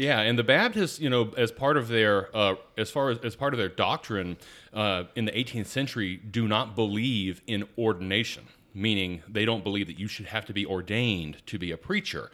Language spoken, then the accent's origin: English; Atlanta, Georgia, United States; I grew up in South Atlanta